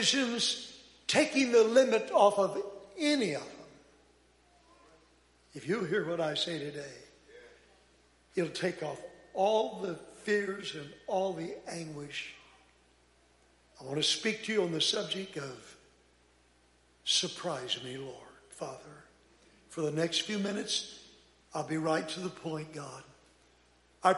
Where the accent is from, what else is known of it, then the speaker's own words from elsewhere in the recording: Texas, United States; also born or lived in Phoenix, Arizona, United States; now in Los Angeles, United States; I'm from Texas, but I've been out there with those people in L.A. so long